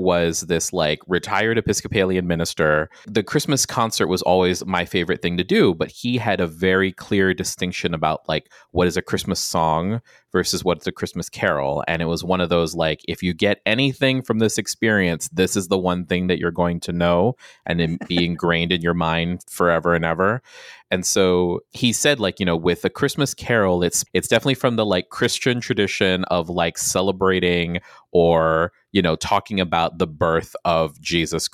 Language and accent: English; Guam; moved away; I'm from Guam. I'm from an island